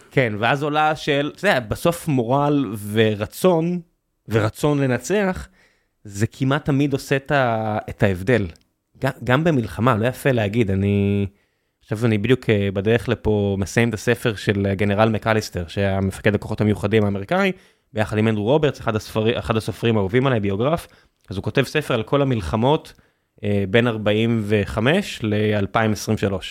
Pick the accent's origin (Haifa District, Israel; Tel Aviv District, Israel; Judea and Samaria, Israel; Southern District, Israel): Southern District, Israel; Beersheba; אני גדלתי בבאר שבע.